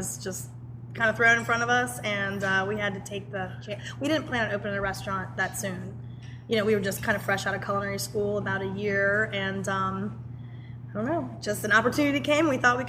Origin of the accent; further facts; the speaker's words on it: New Orleans, Louisiana, United States; moved away; I'm from New Orleans.